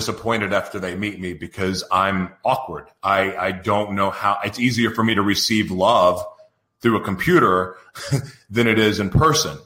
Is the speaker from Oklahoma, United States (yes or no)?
yes; Oklahoma City, Oklahoma, United States; moved away as an adult; now in San Diego, United States; I grew up in Oklahoma, Oklahoma City, Oklahoma